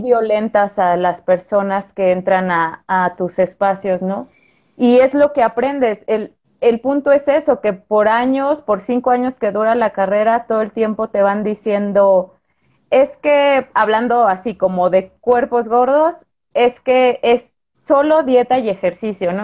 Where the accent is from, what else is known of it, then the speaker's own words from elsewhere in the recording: Guanajuato, Mexico; moved away as an adult; yo soy de Guanajuato, luego me vine para acá a hacer la especialidad